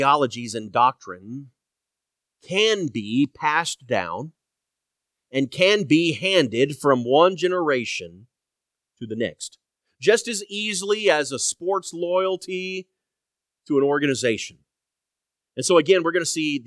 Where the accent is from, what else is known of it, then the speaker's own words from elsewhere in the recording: Indianapolis, Indiana, United States; growing up in Indianapolis